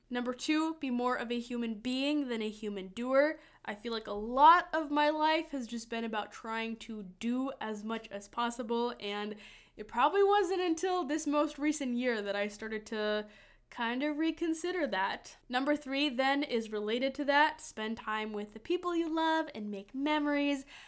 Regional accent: Madison, Wisconsin, United States; accent: Midwestern; also born or lived in Lithuania; It honestly has been a very nice place to grow up. I like Madison a lot

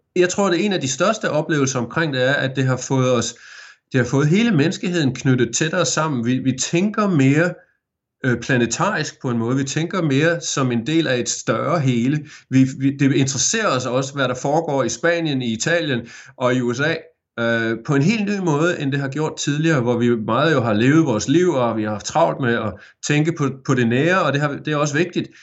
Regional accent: Aarhus, Central Denmark Region, Denmark; moved away as an adult; now in Geelong, Australia; da jeg voksede op i Aarhus

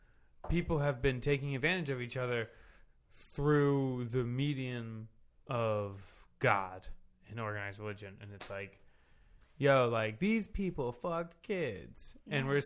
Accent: Baltimore, Maryland, United States; moved away as an adult; also born or lived in Bronx, New York / Croton-on-Hudson, New York / Richmond, Virginia; now in Chicago, United States; when my parents were living in upstate New York in Croton on the Hudson. And then we moved down to Baltimore for 12 years. And then Northern Maryland.

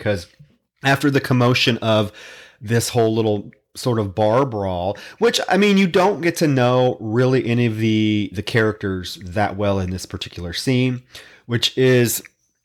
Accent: Davenport, Iowa, United States; I had one in my hometown. I grew up in Davenport, Iowa, across the Mississippi.

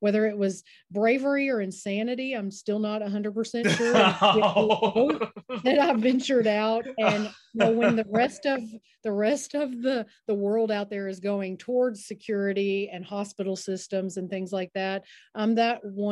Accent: Henderson, United States; also born or lived in South Carolina; I came back in 2011, and I was so excited to come back to my hometown

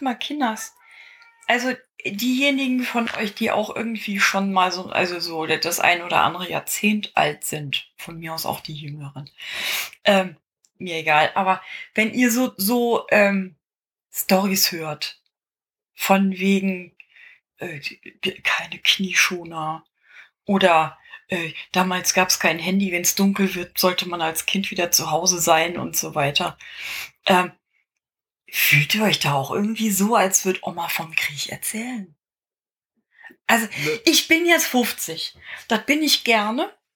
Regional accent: Bad Oeynhausen, North Rhine-Westphalia, Germany; also born or lived in Aachen; als ich acht Jahre alt war, 1980, ähm, sind wir von Aachen nach Bad Oeynhausen

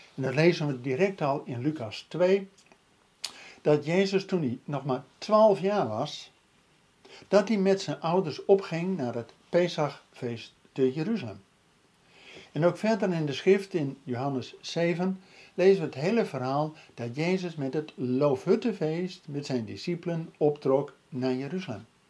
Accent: Netherlands

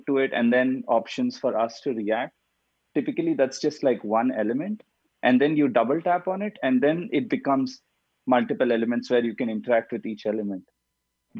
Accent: India; also born or lived in Mumbai, India; I'm originally from India

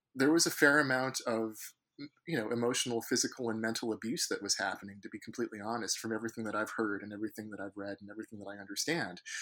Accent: San Francisco Bay Area, California, United States; I grew up in the San Francisco Bay Area

